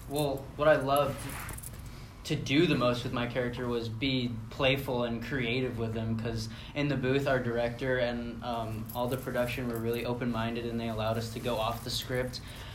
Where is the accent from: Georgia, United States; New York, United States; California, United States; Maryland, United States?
California, United States; born there; also born or lived in Florida; I was born here in California, and they missed it so much, so they wanted to come back out